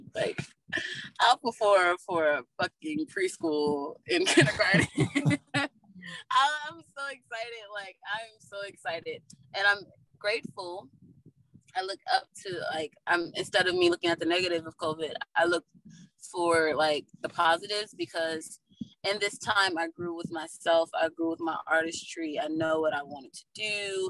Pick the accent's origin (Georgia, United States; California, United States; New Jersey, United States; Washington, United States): Georgia, United States; Atlanta; I'm from Atlanta, Georgetown, yeah.